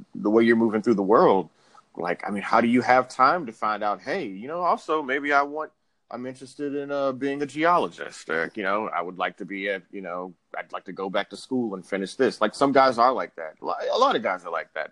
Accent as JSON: {"language": "English", "town": "Houston", "region": "Texas", "country": "United States", "moved": "yes", "lives_now": "New York, United States", "said": "I'm from Houston, Texas."}